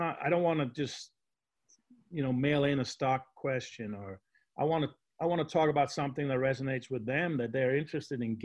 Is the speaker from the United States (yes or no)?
no; Denmark; I grew up in Denmark